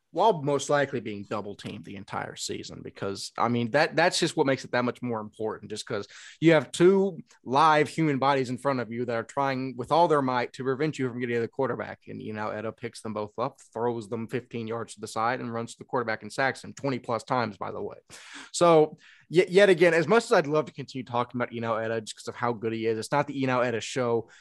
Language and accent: English; East Texas, United States; I grew up in East Texas. I, I can't change the way I speak.